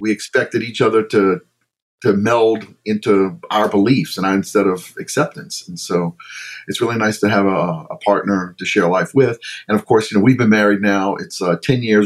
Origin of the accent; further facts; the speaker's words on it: Baton Rouge, Louisiana, United States; now in New Orleans, United States; I was born in New Orleans, raised in Baton Rouge